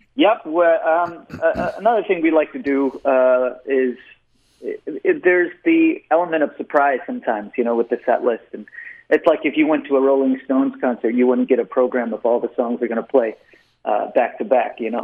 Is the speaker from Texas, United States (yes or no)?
yes; Austin, Texas, United States; I was born and raised in Austin, Texas